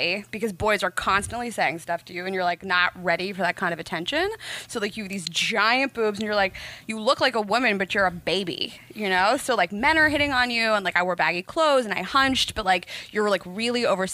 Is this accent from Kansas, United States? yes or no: no; Pittsburgh, Pennsylvania, United States; moved away; I grew up in Pittsburgh. I grew up in like a pretty Jewish neighborhood. It's called Squirrel Hill